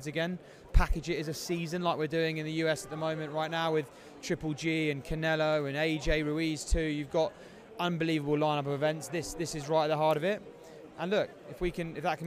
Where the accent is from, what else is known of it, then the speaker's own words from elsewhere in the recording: England, United Kingdom; now in United States; as an Englishman